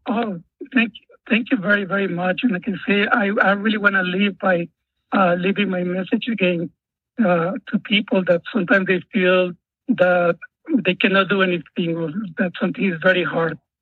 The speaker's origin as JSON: {"language": "English", "country": "Guatemala", "tie": "born or raised there", "moved": "yes", "said": "as a child, I grew up in Guatemala during the Civil War"}